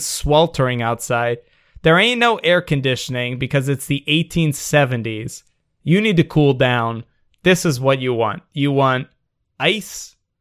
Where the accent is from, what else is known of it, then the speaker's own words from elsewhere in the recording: Washington, District of Columbia, United States; when I grew up in Washington, D C, we didn't have a baseball team